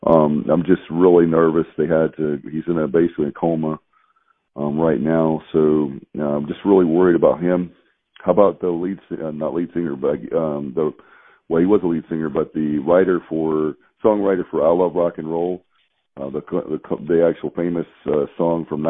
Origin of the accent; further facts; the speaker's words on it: Durham, North Carolina, United States; I'm originally from Durham